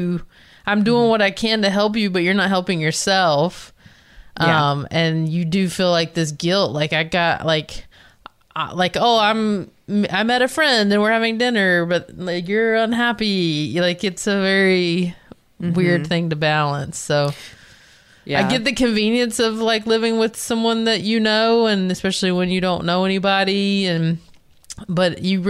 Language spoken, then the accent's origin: English; North Carolina, United States; moved away as an adult; now in Los Angeles, United States; growing up in North Carolina